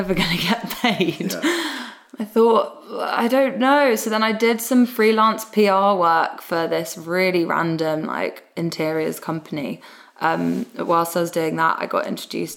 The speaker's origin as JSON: {"language": "English", "region": "London", "country": "United Kingdom", "tie": "born or raised there", "said": "So I grew up in Southeast London, in Lewisham."}